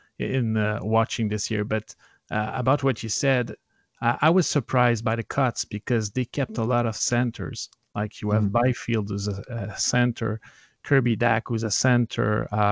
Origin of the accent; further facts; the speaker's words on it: Canada; And there, and I show my right, color as a Canadian.